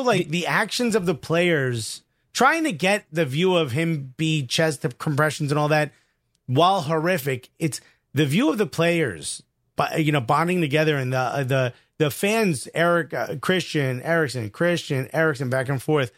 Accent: United States; we're American

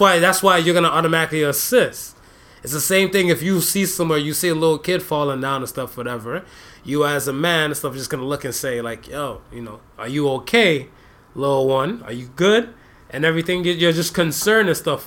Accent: United States; also born or lived in Jamaica (ancestry); now in Canada; me being that American raised dude

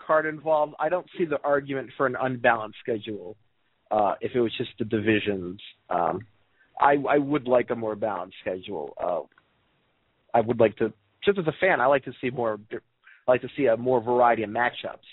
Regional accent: Baltimore, Maryland, United States; I'm from Baltimore

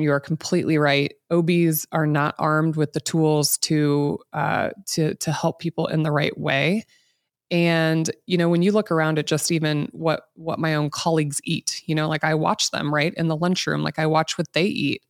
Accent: Midwest, United States; I grew up here in the Midwest, eighties and nineties

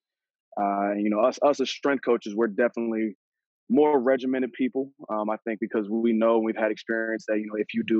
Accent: Wake Forest, North Carolina, United States; also born or lived in Boston, Massachusetts / Virginia; So I moved to Wake Forest, North Carolina, in 2005. So I was originally born in Boston, Massachusetts, but, you know, I've been here longer than I was up there

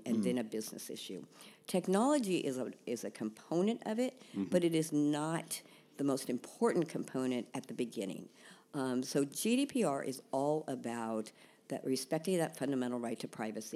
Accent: San Francisco, California, United States; also born or lived in Dublin, Ireland; I was born in Dublin, Ireland, but raised in San Francisco, thus no brogue

